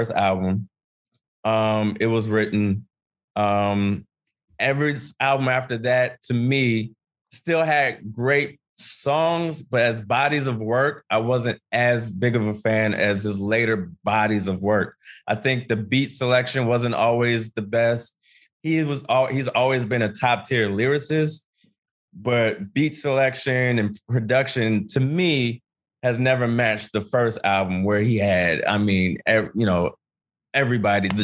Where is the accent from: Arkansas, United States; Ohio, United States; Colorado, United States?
Ohio, United States; I grew up in Ohio